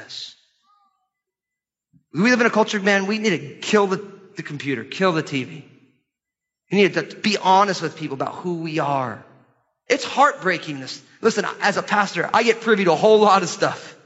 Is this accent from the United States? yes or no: yes; United States; as American Christians